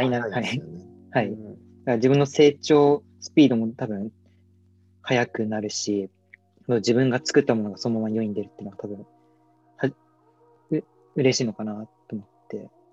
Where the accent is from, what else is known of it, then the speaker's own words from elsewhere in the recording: Yokohama, Kanagawa, Japan; 僕は、えっと、横浜生まれ横浜育ちなんですけど